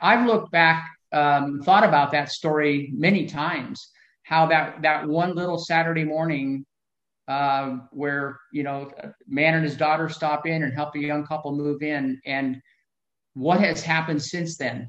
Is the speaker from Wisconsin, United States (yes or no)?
no; Huntsville, Alabama, United States; I was born in Huntsville, Alabama in 1954